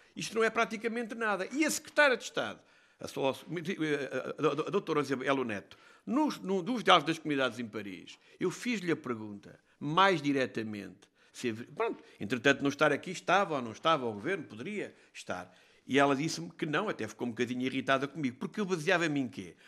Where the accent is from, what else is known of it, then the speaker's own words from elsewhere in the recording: Castelo Branco, Centro, Portugal; eu sou de Castelo Branco.